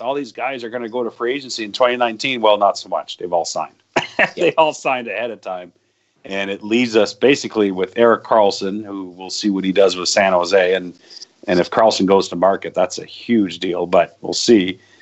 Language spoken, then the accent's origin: English; Hearst, Ontario, Canada; moved away; where I grew up in Hearst, which is actually northern Ontario